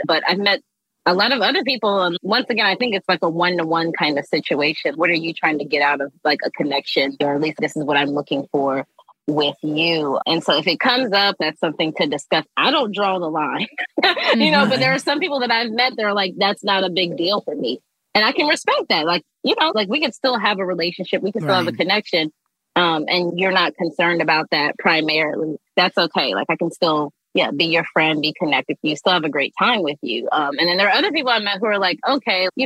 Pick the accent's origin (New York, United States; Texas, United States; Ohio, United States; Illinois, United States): Ohio, United States; Columbus; now in Los Angeles, United States; I was born and raised in Columbus, Ohio, from the Midwest. I'm based in Los Angeles